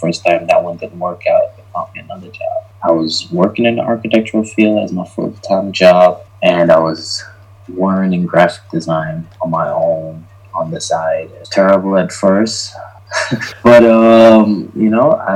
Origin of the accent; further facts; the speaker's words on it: New York City, New York, United States; moved away as an adult; also born or lived in Jamaica / Brooklyn, New York / Mount Vernon, New York; now in Georgia, United States; I was born in Jamaica. I grew up in New York City